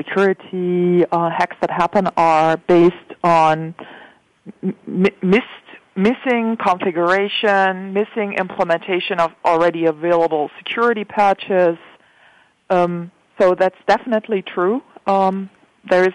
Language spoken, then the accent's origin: English; Germany; I'm a German. I come from Germany.